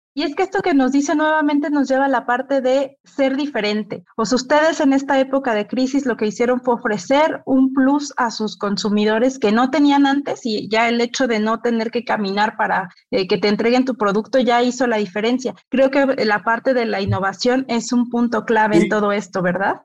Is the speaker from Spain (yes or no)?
no; Mexico; como mexicanos